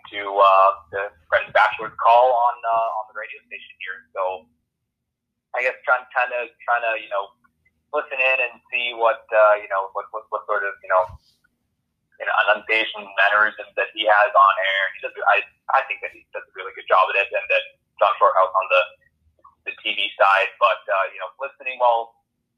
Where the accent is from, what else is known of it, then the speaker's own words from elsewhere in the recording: Abbotsford, British Columbia, Canada; moved away as an adult; now in Powell River, Canada; where I'm from